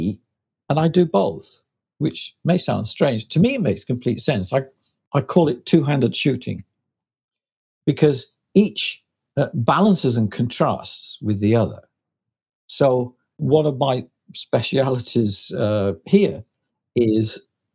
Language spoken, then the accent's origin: English; Lancashire, North West England, United Kingdom; I was from Lancashire